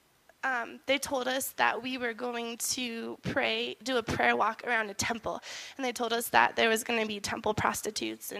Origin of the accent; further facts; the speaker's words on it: Gunnison, Colorado, United States; I grew up here in Gunnison. I went to high school here